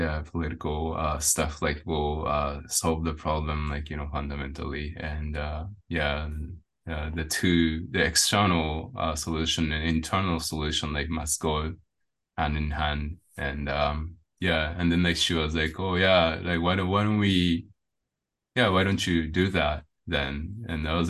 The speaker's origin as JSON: {"language": "English", "country": "Japan", "also_born_or_lived": "India", "said": "I came back to Japan"}